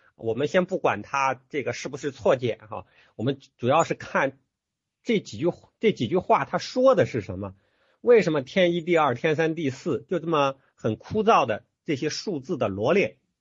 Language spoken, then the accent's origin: Chinese; China; 我们中国人